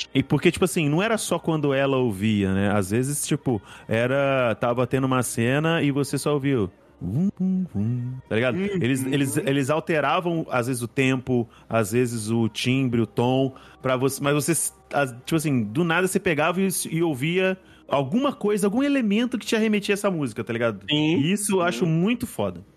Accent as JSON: {"language": "Portuguese", "town": "Cachoeiro de Itapemirim", "region": "Espírito Santo", "country": "Brazil", "also_born_or_lived": "Vila Velha", "moved": "as an adult", "said": "quando eu saí de Cachoeiro, vim pra, a faculdade, vim fazer faculdade em Vila Velha"}